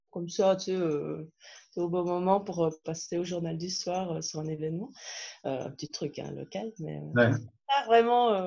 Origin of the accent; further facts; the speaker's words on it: Belgium; also born or lived in France; euh, j'ai 43 ans, euh